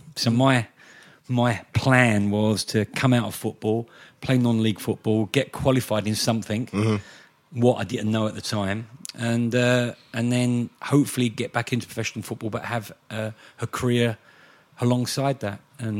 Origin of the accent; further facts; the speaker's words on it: London, United Kingdom; Although I came from East Ham, and my family are West Ham fans